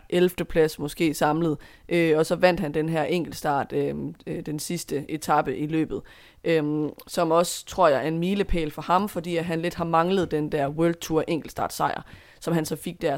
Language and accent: Danish; Denmark; som dansker